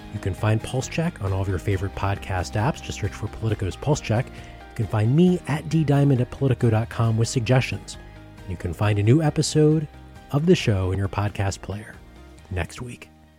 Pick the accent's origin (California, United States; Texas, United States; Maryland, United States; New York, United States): Maryland, United States; Baltimore; I grew up in Baltimore, Maryland